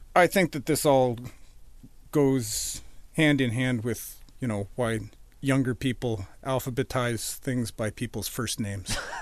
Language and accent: English; Edmonton, Alberta, Canada; moved away as an adult; also born or lived in Boston, Massachusetts; now in Vancouver, Canada; I grew up in Edmonton.